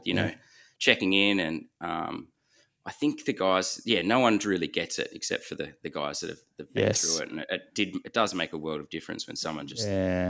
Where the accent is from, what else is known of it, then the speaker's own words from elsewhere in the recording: Lord Howe Island, New South Wales, Australia; Yeah, so Cam and I grew up on Lord Howe Island, a tiny island east of Australia. I think it's got 300, 400 people living